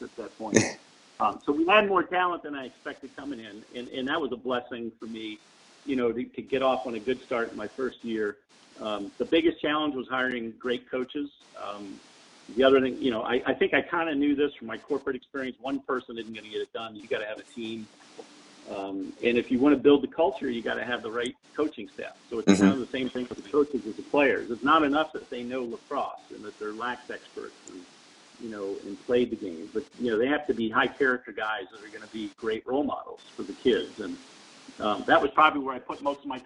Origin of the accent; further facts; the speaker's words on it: Baltimore, Maryland, United States; I grew up in Baltimore